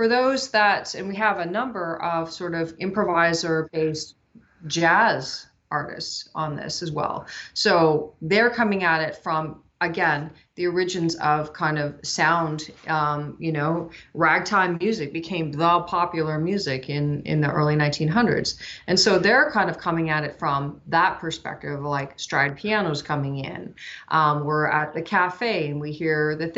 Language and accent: English; Canada; now in West Coast, United States; I'm from Canada, but I live out in the West Coast now